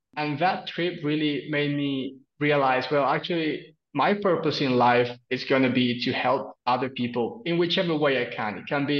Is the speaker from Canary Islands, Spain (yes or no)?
yes; Canary Islands, Spain; moved away as an adult; now in Reading, United Kingdom; I'm originally from Spain, from the Canary Islands, though I'm normally based in the UK. Been there for the last 8 years. And currently I'm in Italy visiting my partner's family here.